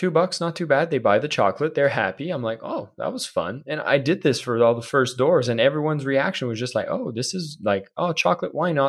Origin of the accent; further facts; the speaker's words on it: Canada; And I'm from Canada, so you know, everyone's kind of friendly, right?